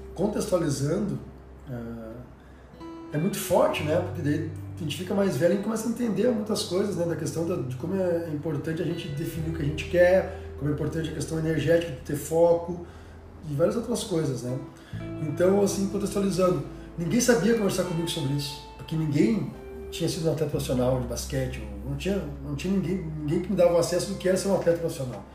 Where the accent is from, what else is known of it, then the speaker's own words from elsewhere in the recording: Cachoeira do Sul, Rio Grande do Sul, Brazil; also born or lived in Santa Maria / São Paulo; sou natural de Cachoeira do Sul, interior aqui do Rio Grande do Sul